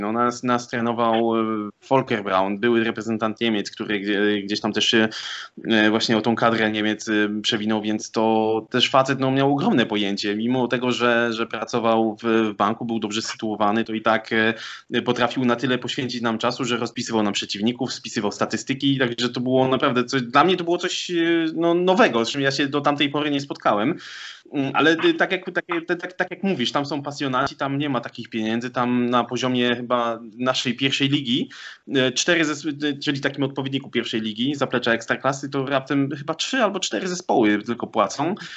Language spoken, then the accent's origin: Polish; Sosnowiec, Silesian Voivodeship, Poland; also born or lived in Katowice; Sosnowca, z e, którego pochodzę